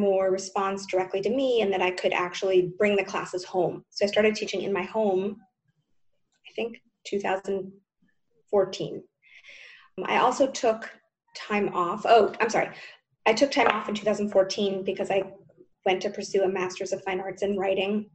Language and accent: English; United States; moved away as an adult; also born or lived in New York; now in Tel Aviv, Israel; I'm American, living in Israel, living in Tel Aviv